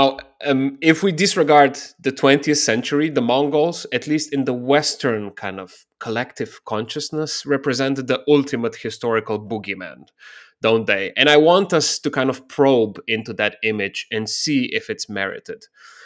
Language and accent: English; Slovenia; I'm from Slovenia. And we, in Slovenian, we say Genghis Khan.